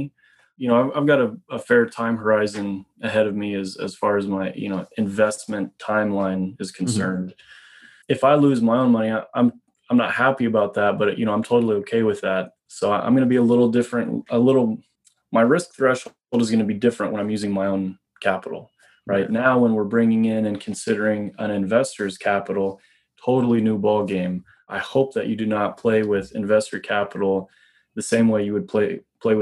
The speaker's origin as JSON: {"language": "English", "region": "Midwest", "country": "United States", "tie": "born or raised there", "also_born_or_lived": "Boulder, Colorado", "moved": "as an adult", "lives_now": "Canada", "said": "I grew up in the Midwest"}